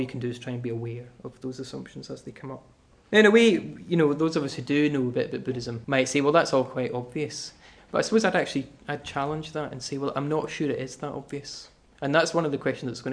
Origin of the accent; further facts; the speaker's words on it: Glasgow, Scotland, United Kingdom; I'm from Glasgow.